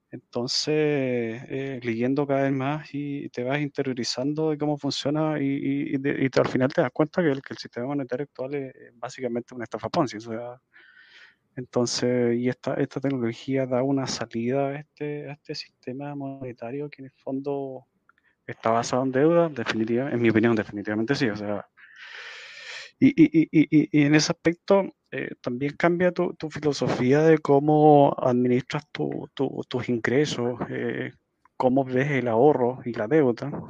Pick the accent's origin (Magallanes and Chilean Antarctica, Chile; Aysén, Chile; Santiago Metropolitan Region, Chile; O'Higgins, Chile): Santiago Metropolitan Region, Chile; Santiago; fui a alguna conferencia acá en Santiago, Chile. Estoy, estoy, soy de acá de Santiago.